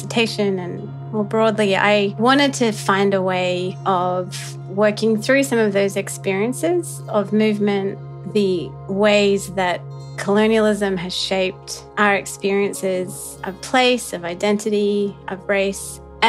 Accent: Australia; also born or lived in Sri Lanka / New Zealand; now in Princeton, United States; I'm from many places. I was born in Sri Lanka, grew up in Australia and New Zealand, and after a lot of travels have found my way to Princeton, New Jersey, where I teach at the university.

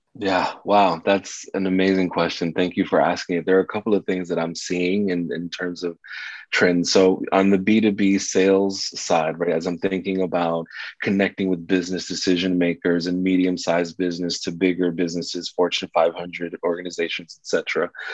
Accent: New York City, New York, United States; I was raised in New York City during the 80s and 90s in the South Bronx.

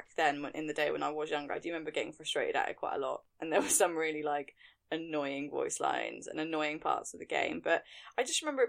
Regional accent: England, United Kingdom; I'm very English

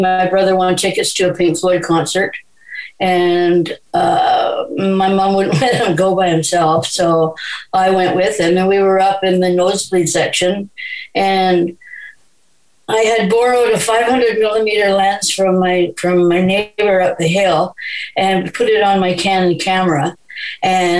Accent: Vancouver, British Columbia, Canada; I was born in Vancouver. One of the few, I think.

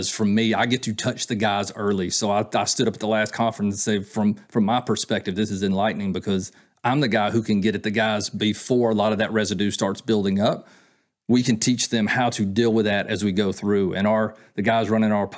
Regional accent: Georgia, United States; I grew up near the Southern Terminus down in Georgia.

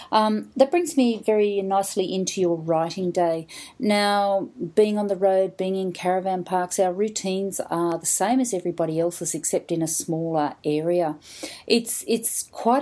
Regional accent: New South Wales, Australia; Not only am I Australian, I'm from New South Wales

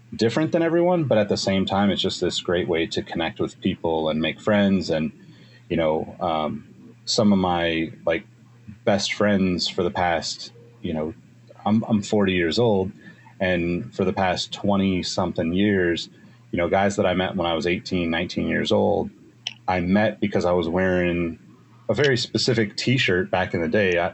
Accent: Sacramento, California, United States; I was living in Sacramento at the time, my hometown

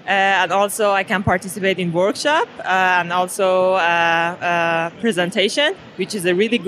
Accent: Iran; I'm originally from Iran, Persia.

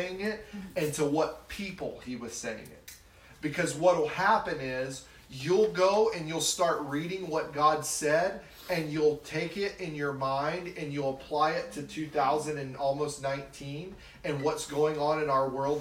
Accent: the South, United States; I grew up in the South

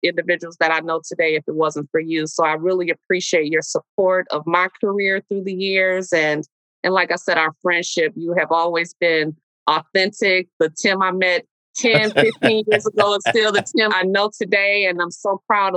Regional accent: Milwaukee, Wisconsin, United States; I love this city. I grew up, I was born and raised in Milwaukee

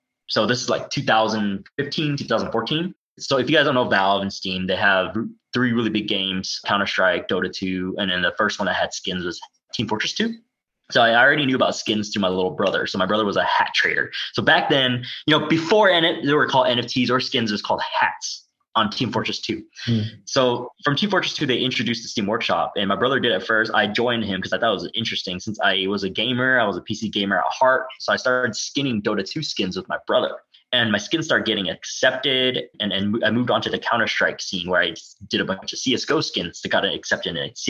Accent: United States; I'm Asian American

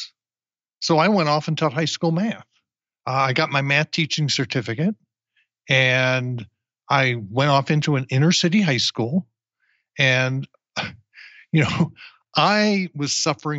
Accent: New Jersey, United States; now in Austin, United States; I grew up in New Jersey

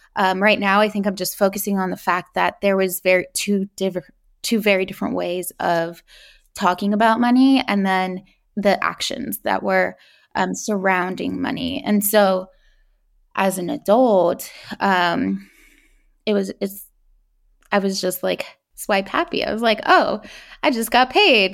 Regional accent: California, United States; I was born in California, um, to immigrant parents

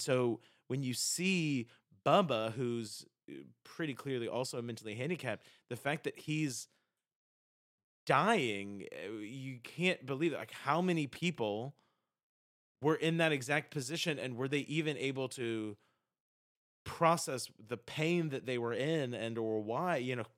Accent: South Carolina, United States; I'm from South Carolina

